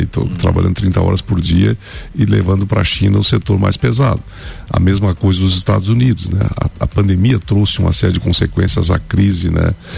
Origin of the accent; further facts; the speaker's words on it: Lages, Santa Catarina, Brazil; Eu vivo, nasci em Lages, né? Meus pais sempre viveram aqui